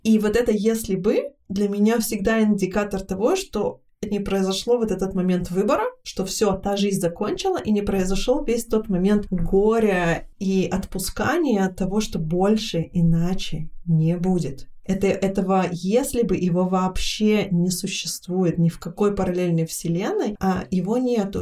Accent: Israel; я выросла в Израиле

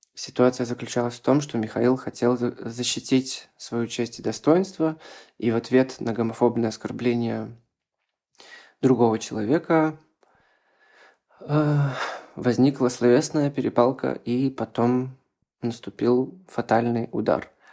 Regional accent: Belarus; я активист из Беларуси

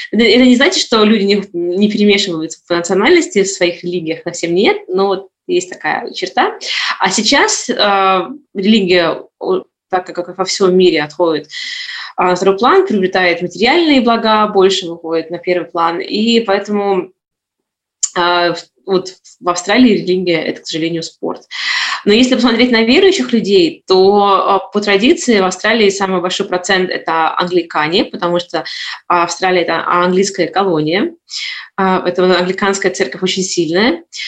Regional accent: Saint Petersburg, Russia; moved away as an adult; now in Gold Coast, Australia; Сама родом я из Петербурга, а, я коренная петербурженка

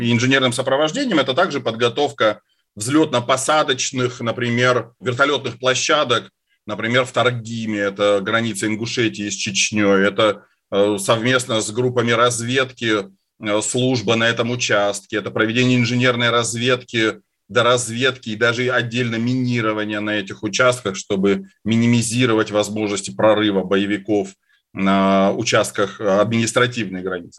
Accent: Caucasus, Russia; moved away; я вырос на Кавказе

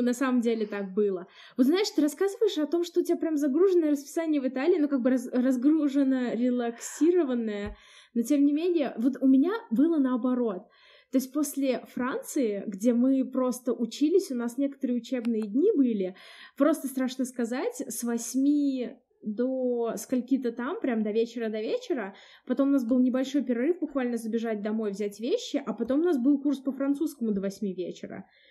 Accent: Samara, Samara Oblast, Russia; из Самары

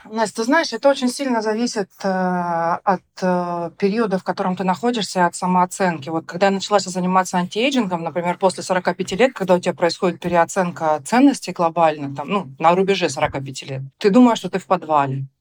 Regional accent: Rostov-on-Don, Rostov Oblast, Russia; moved away; я такая девочка из Ростова

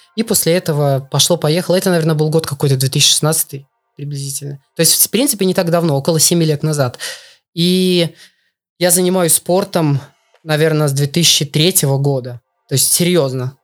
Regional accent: Belarus; moved away as an adult; also born or lived in Russia; now in Poland; я из Беларуси, и все, всю свою спортивную, всё свой спортивный путь, весь свой спортивный путь я начал именно в Беларуси

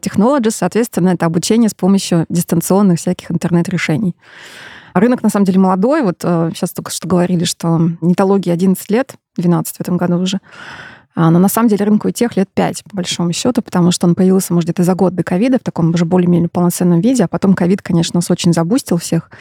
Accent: Perm, Perm Krai, Russia; moved away; Я родом из Перми

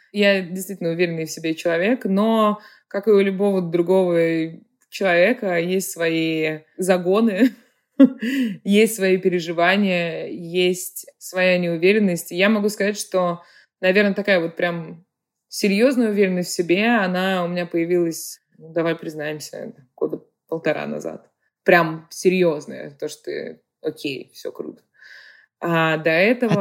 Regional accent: Saint Petersburg, Russia; moved away as an adult; now in United States; Я родилась в Петербурге и выросла в Петербурге.

